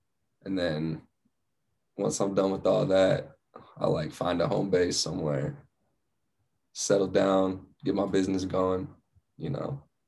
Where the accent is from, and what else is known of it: Flagstaff, Arizona, United States; born or raised there; also born or lived in Phoenix